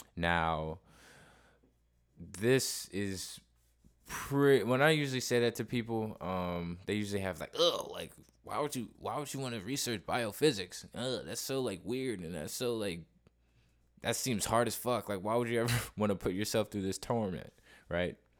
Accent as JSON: {"language": "English", "town": "Cleveland", "region": "Ohio", "country": "United States", "moved": "yes", "said": "I'm actually originally from Cleveland, Ohio"}